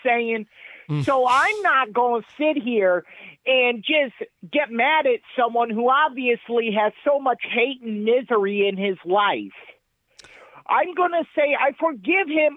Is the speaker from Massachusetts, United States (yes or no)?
yes; Worcester, Massachusetts, United States; I am from Worcester, Mass, baby. Hard Knock City